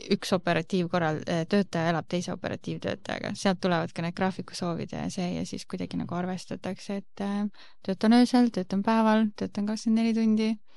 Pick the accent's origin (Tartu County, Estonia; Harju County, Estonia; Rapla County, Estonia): Rapla County, Estonia; Rapla; moved away as an adult; now in Tallinn, Estonia; olen tegelikult Raplast pärit äh,, olen lõpetanud Rapla Ühisgümnaasiumi ja elan, olengi Tallinnas